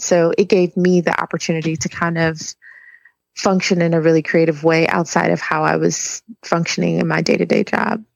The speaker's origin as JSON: {"language": "English", "town": "Milwaukee", "region": "Wisconsin", "country": "United States", "tie": "born or raised there", "accent": "Wisconsin", "moved": "yes", "lives_now": "Atlanta, United States", "said": "I live in Atlanta. I'm actually from Wisconsin. Milwaukee is where I was born and raised."}